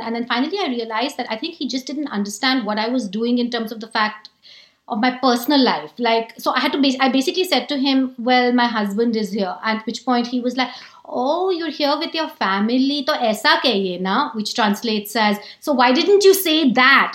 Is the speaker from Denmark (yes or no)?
no; India; I'm better off as an Indian